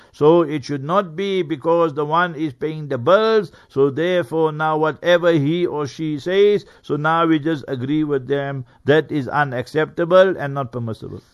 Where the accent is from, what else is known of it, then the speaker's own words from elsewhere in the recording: Heidelberg, Gauteng, South Africa; moved away; Heidelberg, my hometown, Heidelberg. Hmm. uh, Transvaal that time, but now hmm. Gauteng